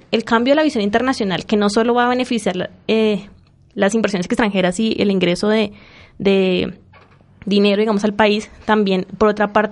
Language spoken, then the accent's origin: Spanish; Colombia; yo como estudiante colombiana